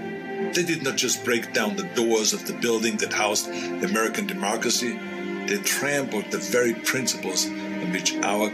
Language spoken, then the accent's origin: English; Austria; now in United States; I grew up in Austria.